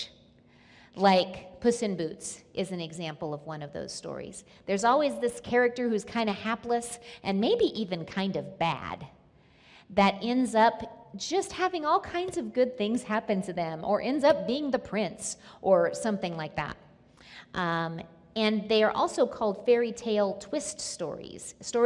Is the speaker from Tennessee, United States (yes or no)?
no; Nebraska, United States; moved away; I was born and lived in Nebraska for part of my life.